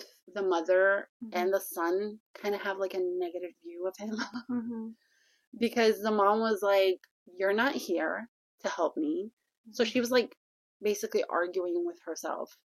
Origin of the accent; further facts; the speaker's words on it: Egypt; moved away as an adult; growing up in Egypt